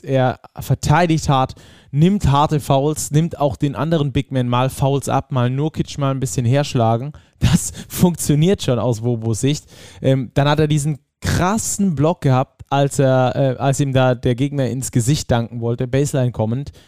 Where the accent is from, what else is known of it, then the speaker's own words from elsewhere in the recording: Rhineland, Germany; ich als Rheinländer auch hier zu sein. Ne? Meine Familie ist um die Ecke